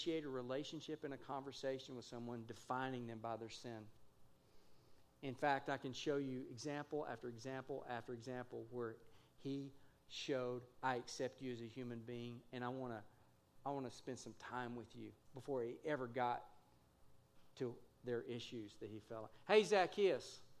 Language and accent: English; Texas, United States; moved away; also born or lived in Kansas City; I grew up in Texas. I'm from Texas.